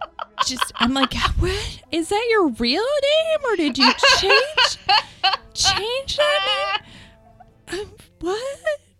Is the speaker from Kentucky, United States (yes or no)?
yes; Kentucky, United States; now in Asheville, United States; I'm from Kentucky.